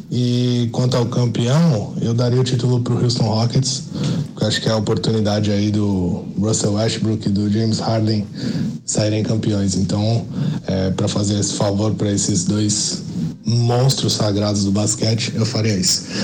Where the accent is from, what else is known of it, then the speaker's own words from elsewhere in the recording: Brazil; É, galera, como bom brasileiro, eu tô aqui de novo para mandar mais uma pergunta aí.